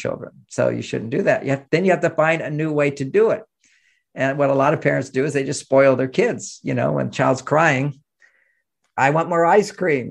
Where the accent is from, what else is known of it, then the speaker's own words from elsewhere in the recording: Houston, Texas, United States; I grew up in Houston, Texas